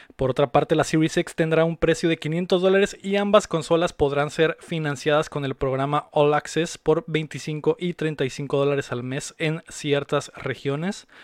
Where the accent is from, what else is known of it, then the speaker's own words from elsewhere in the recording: Mexico City, Mexico; now in Mexicali, Mexico; yo también soy de la, de la Ciudad de México, aunque vivo acá en, en Mexicali